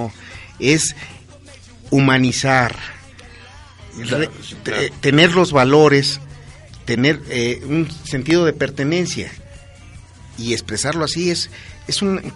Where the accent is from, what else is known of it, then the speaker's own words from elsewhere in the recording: Pachuca, Hidalgo, Mexico; born there; Yo nací en Pachuca y mis hermanos.